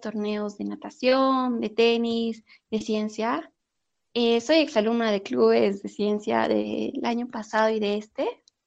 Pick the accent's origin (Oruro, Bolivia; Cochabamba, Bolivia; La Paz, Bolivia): Oruro, Bolivia; como buena orureña me encanta el charque